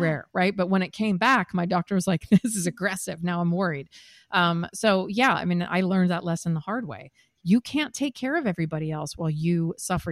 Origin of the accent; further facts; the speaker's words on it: Seattle, Washington, United States; moved away as an adult; also born or lived in Midwest / New York; now in San Diego, United States; I'm from the Midwest originally, grew up in Seattle